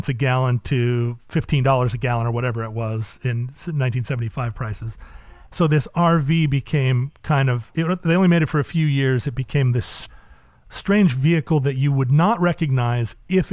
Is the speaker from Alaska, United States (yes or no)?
yes; Alaska, United States; I grew up in Alaska